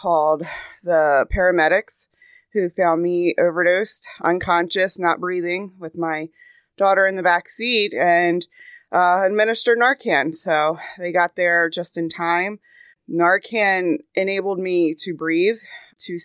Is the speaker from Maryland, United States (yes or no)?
yes; Cecil County, Maryland, United States; I was born and raised in Cecil County